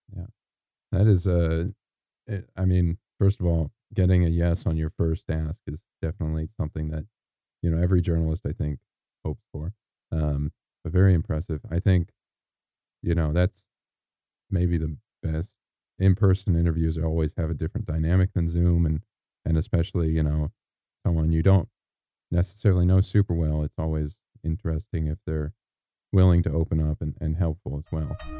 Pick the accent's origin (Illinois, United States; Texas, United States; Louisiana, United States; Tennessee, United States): Illinois, United States; moved away as an adult; now in Malibu, United States; I'm from Illinois, which, you know, we get our fair amount of rain and snow.